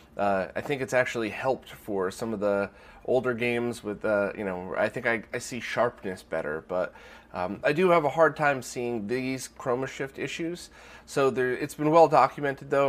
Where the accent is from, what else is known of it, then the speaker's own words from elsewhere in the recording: United States; I'm an American